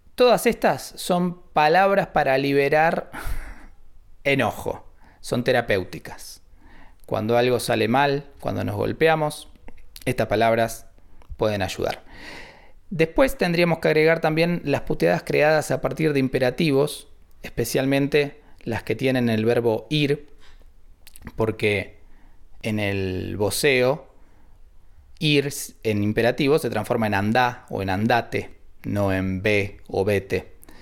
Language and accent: Spanish; Argentina; cómo hablamos y cómo usamos el español en esta región de Argentina